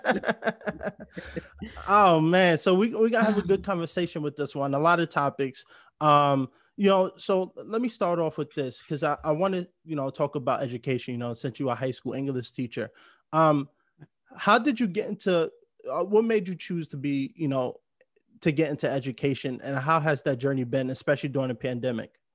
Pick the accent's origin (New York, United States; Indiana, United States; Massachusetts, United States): New York, United States; moved away as an adult; now in Los Angeles, United States; I grew up in New York. I, I mean, I lived there my whole life